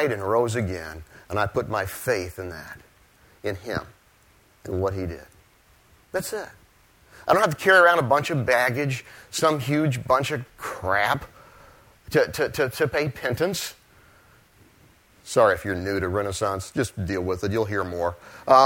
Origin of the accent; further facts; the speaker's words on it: Ohio, United States; moved away; I'm from Ohio.